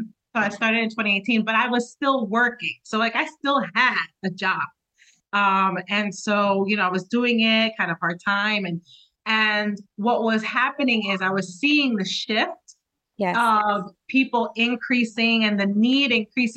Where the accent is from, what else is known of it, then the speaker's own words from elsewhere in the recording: New Jersey, United States; I represent Southern New Jersey because I'm from New Jersey